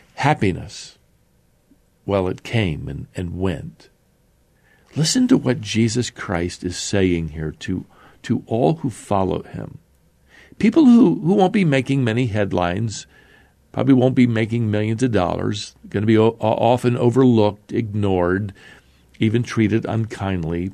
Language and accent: English; United States; here in my home country of America.